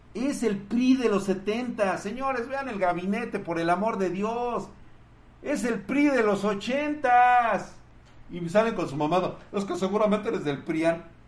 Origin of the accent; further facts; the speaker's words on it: Mexico; Soy ciudadano constitucional de los Estados Unidos mexicanos